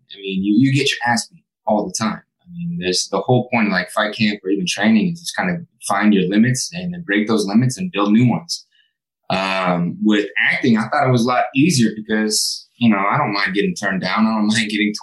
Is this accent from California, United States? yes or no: yes; Sacramento, California, United States; I was a kid from Sacramento that didn't even think acting was a possibility